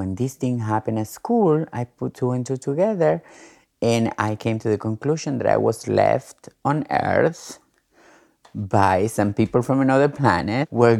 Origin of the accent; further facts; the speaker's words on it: Argentina; now in Queens, United States; I am a transgender woman. I live in Queens, but I am originally from Argentina.